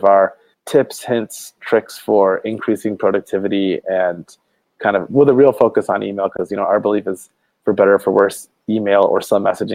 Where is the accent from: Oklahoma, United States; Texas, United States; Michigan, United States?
Michigan, United States; outside of Detroit; moved away as an adult; now in Northern California, United States; I was born in outside of Detroit, Michigan